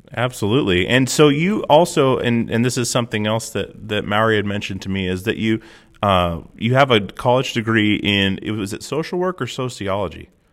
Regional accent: Alaska, United States; I'm from Alaska.

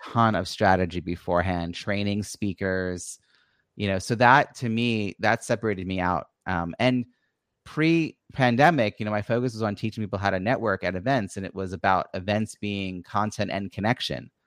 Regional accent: Long Island, New York, United States; also born or lived in Philadelphia suburbs; now in Philadelphia, United States; I grew up on Long Island, New York

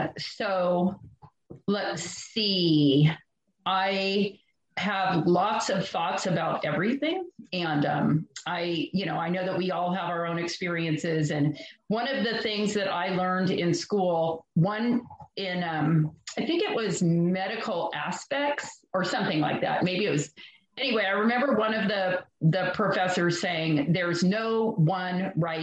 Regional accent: Southern California, United States; also born or lived in San Luis Obispo, California; I grew up in Southern California

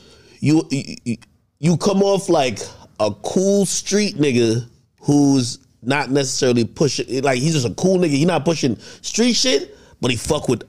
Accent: New Jersey, United States; I'm from Jersey

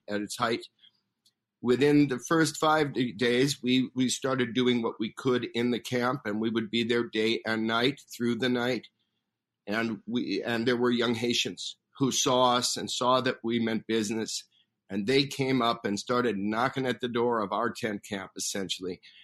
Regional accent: United States; this country uh, that I grew up in as an American.

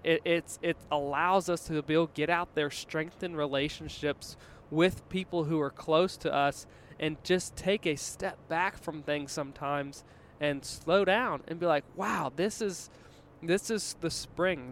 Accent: Virginia, United States; moved away; also born or lived in Denver; growing up in Virginia

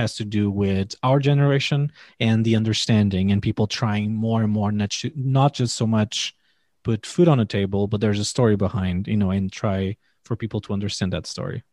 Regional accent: Portugal; I come from Portugal

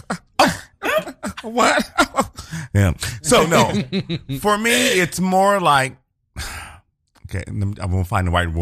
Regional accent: Liberia; moved away; growing up in West Africa, a lot of the people, there was a lot of Lebanese, Indian, Chinese people

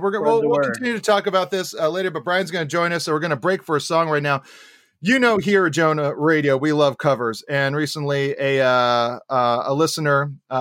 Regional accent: Hawaii, United States; born or raised there

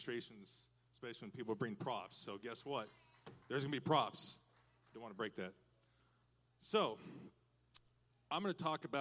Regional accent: Washington, United States; moved away as an adult; I'm from Washington State originally

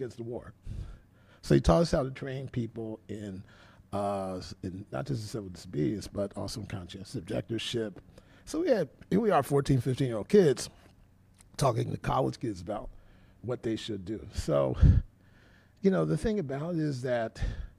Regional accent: Philadelphia, Pennsylvania, United States; now in Massachusetts, United States; I'm from Philly, and I was raised very black middle class

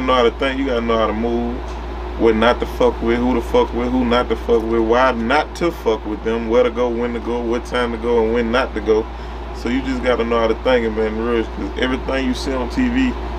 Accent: Baton Rouge, Louisiana, United States; I'm from Baton Rouge, Louisiana. Glen Oaks, North Baton Rouge, 70812.

